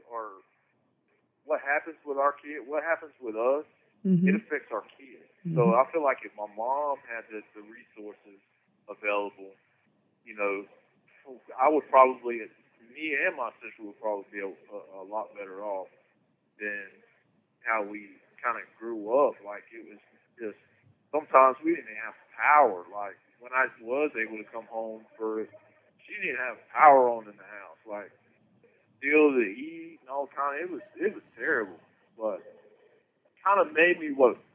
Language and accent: English; Salisbury, North Carolina, United States; I'm from Salisbury, North Carolina, born and raised.